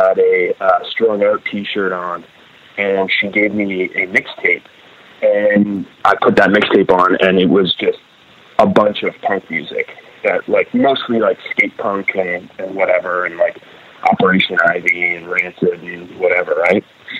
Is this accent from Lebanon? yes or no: no; Grimsby, Yorkshire and the Humber, United Kingdom; there weren't a group of punks when I grew up in Grimsby.